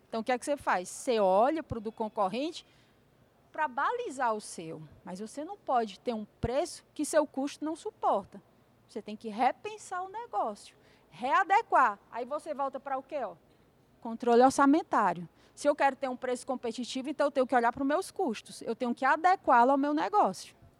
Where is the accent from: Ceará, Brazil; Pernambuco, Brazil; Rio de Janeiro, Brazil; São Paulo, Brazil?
Ceará, Brazil; Fortaleza; Lá na minha terra, né, Fortaleza